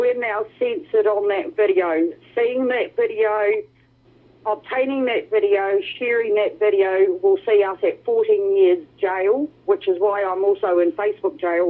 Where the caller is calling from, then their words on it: New Zealand; Hey, Wilm, it's … from New Zealand.